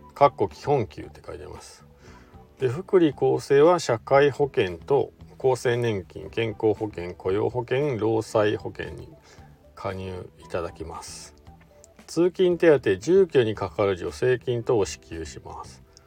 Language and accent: Japanese; Shizuoka, Japan; now in Hakuba, Japan; 僕の地元の静岡から来たね